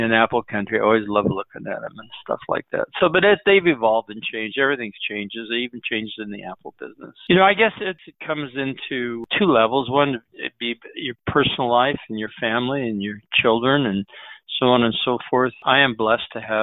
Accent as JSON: {"language": "English", "town": "Emmett", "region": "Idaho", "country": "United States", "tie": "born or raised there", "said": "a few other orchards in my hometown, which is Emmett, Idaho."}